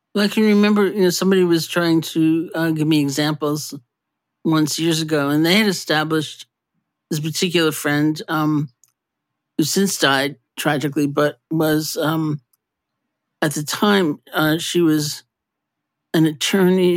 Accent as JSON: {"language": "English", "town": "New York City", "region": "New York", "country": "United States", "tie": "born or raised there", "said": "I grew up in New York City too"}